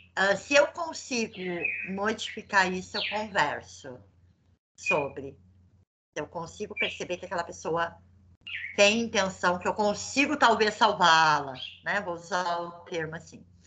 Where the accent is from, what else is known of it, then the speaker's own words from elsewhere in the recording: South Region, Brazil; A gente é do Sul